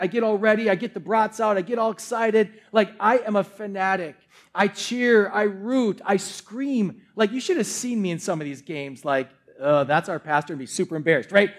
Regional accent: Milwaukee, Wisconsin, United States; Born and raised in Wisconsin

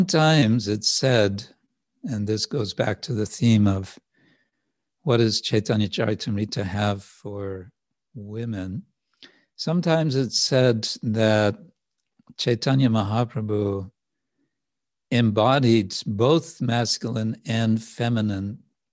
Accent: the Wild West, Western United States, United States; where I grew up in the Wild West

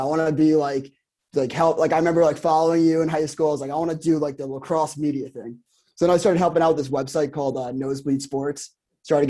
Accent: Garden City, New York, United States; So I grew up in Garden City on Long Island.

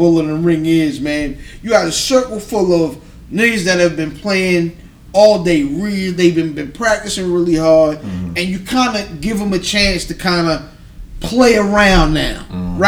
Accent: Anne Arundel County, Maryland, United States; I'm from Anne Arundel County

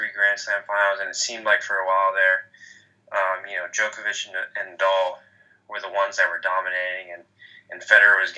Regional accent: Hong Kong; also born or lived in Florida; now in United States; we grew up in Hong Kong and now we're in the States for college and work

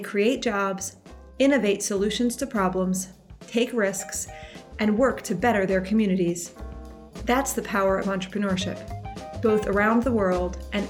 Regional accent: Pennsylvania, United States; In my home state of Pennsylvania, I work every day with entrepreneurs

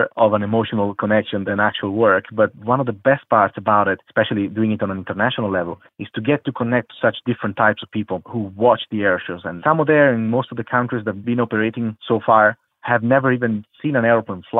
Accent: Italy; moved away as an adult; also born or lived in Qatar / Turkey; I'm from Italy

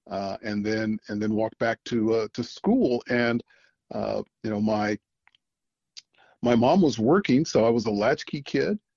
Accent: Okinawa, Japan; also born or lived in Chicago, United States; I'm I am uh, a native of Chicago, but I did not grow up there. Um, you know, my dad was in the army, uh, so I did a lot of growing up on Okinawa, Japan. We had uh, two tours there.

